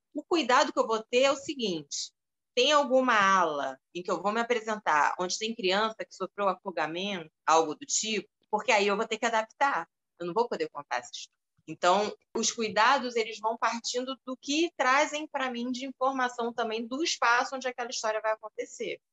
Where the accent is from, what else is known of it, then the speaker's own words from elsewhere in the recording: Rio de Janeiro, Brazil; eu nasci aqui no Rio